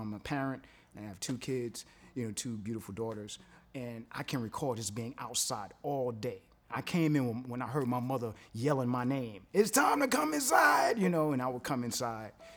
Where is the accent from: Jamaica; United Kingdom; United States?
United States; New York City, New York; I'm from Brooklyn